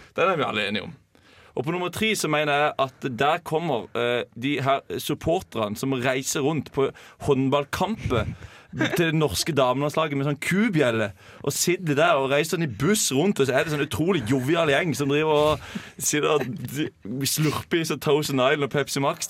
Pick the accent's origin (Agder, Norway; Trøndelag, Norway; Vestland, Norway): Agder, Norway; Holum; der jeg kommer fra Holum